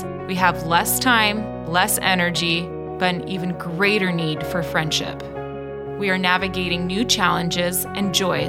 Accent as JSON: {"language": "English", "country": "New Zealand", "moved": "as an adult", "said": "New Zealand. So I was just visiting some friends and just came to visit them for, it was supposed to be for 2 weeks, but then ended up meeting my husband, Ryan, and decided to stay longer."}